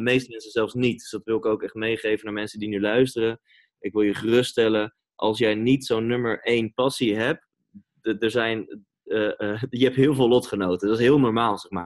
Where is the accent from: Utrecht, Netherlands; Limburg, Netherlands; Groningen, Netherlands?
Utrecht, Netherlands; Amersfoort; moved away as an adult; also born or lived in Reeuwijk / Gouda; now in Amsterdam, Netherlands; Amersfoort is wel de plek waar ik eh, ben opgegroeid